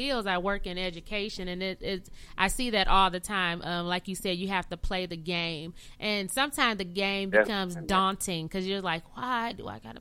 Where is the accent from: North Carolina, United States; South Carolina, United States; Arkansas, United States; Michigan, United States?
Michigan, United States; Flint; where I'm from Flint, Fly City, Michigan